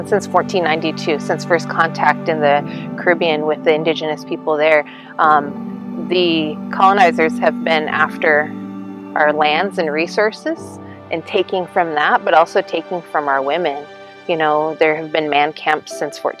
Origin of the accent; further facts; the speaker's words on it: Eagle Village, Alaska, United States; now in Fairbanks, United States; I am Hongwichin from Eagle Village, Alaska. I currently live in Fairbanks